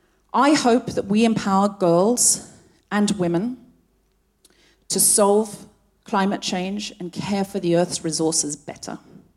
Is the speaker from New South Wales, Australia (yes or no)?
no; Gold Coast, Queensland, Australia; I was actually born and raised on the Gold Coast. I know I don't sound especially Australian, but I read a lot of Enid Blyton as a child. And I picked up the accent from the books.